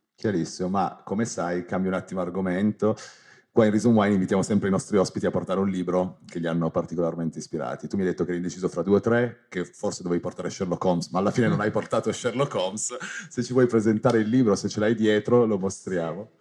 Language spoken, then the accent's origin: Italian; Turin, Piedmont, Italy; io sono di Torino